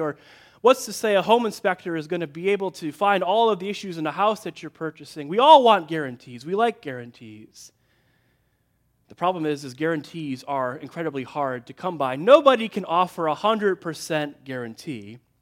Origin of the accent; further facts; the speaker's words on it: Midwest, United States; I grew up in the Midwest